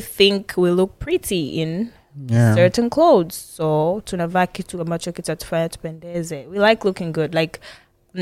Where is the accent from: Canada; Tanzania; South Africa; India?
Tanzania; Arusha; I'm from Arusha.